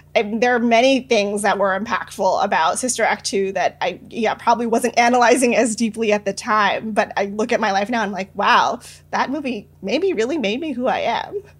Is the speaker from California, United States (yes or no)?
yes; San Francisco, California, United States; I was born and raised in San Francisco